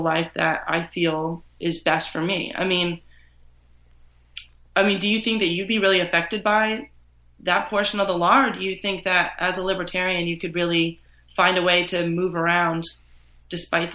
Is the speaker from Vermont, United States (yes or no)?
yes; Vermont, United States; I grew up in Vermont